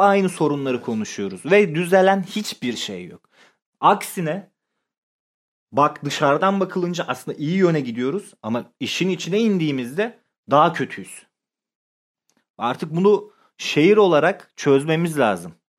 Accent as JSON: {"language": "Turkish", "region": "Sakarya", "country": "Turkey"}